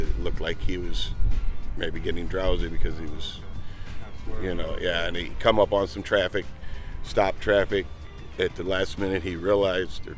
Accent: Toledo, Ohio, United States; I'm from Toledo, Ohio

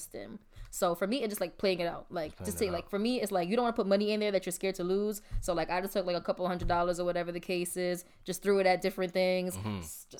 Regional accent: New York, United States; New York people, we always feel like, oh, we can just grind anywhere

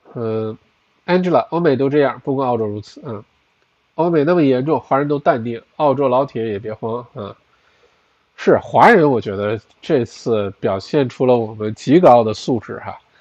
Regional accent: China; now in Melbourne, Australia; 我本来从小在国内读的中学、小学

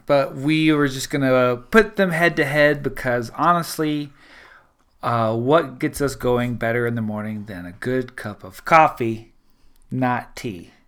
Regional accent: South Louisiana, United States; I'm from South Louisiana, the Deep South

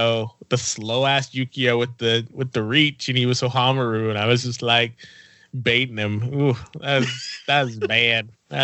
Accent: Fresno, California, United States; we're from Fresno

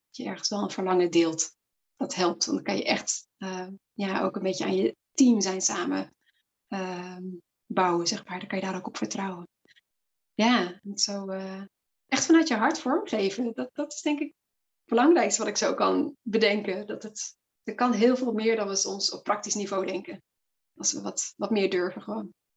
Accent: Flanders, Belgium; accent: Flemish; now in Netherlands; Ik kom van origine uit België, geboren en okay. getogen uit het Nederlands gezien. Dus als ik daar weer ben bij mijn familie, dan gaat de Vlaamse knop aan

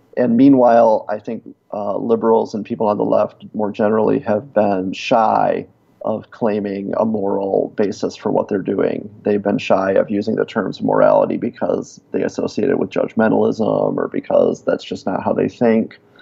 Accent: Davison, Michigan, United States; accent: Michigan accent; moved away; I was from outside of Flint

